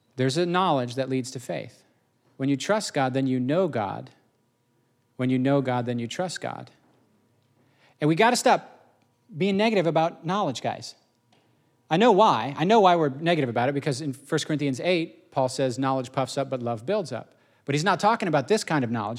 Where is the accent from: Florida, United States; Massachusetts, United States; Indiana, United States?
Indiana, United States; I grew up in Indiana